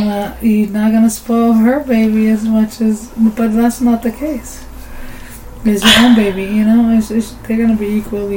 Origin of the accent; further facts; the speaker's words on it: Amatlán de Cañas, Nayarit, Mexico; moved away; The name where I was born is Amatlán de Cañas, Nayarit.